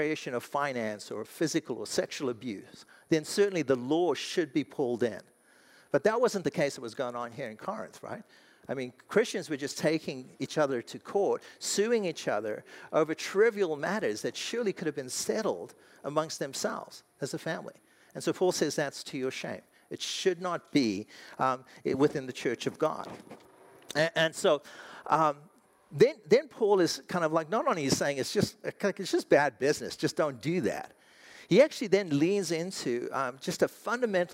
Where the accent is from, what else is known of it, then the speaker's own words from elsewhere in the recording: South Africa; now in United States; I'm an American. Technically, I'm South African